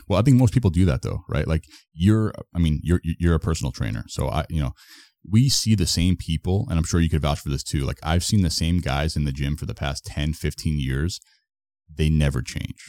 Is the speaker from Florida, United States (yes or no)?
yes; Florida, United States; also born or lived in Toronto; I'm from Florida, but I was living in Toronto for, like, almost a year